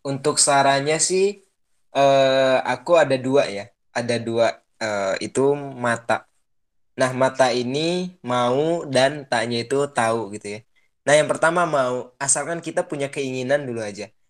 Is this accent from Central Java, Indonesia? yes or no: no; Subang, West Java, Indonesia; now in Tanjung Sari, Sumedang, Indonesia; kota aku pun di Subang